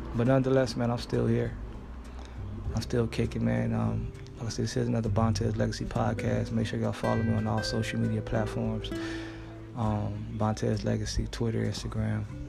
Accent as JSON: {"language": "English", "town": "Los Angeles", "region": "California", "country": "United States", "tie": "born or raised there", "said": "back in Los Angeles, my hometown"}